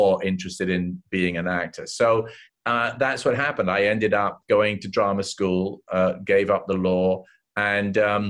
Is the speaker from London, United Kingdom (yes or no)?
yes; London, United Kingdom; moved away as an adult; also born or lived in Los Angeles; I grew up in London in Chelsea